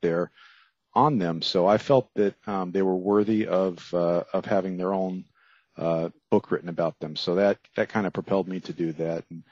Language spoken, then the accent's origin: English; Miami, Florida, United States; I grew up there in Miami